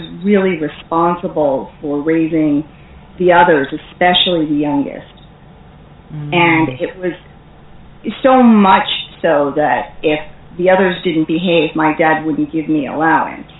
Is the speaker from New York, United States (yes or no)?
yes; New York area, United States; I am from the New York area, and we do have a reputation for being pretty feisty and tough